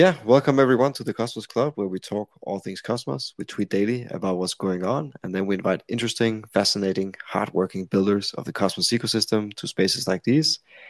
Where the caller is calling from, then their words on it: Copenhagen, Capital Region of Denmark, Denmark; I'm sitting here in Copenhagen, in Denmark.